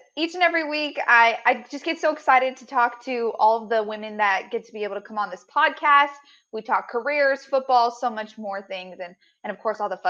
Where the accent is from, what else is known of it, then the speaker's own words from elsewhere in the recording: Colorado, United States; moved away; I'm originally from Colorado and we get so much sunshine out there.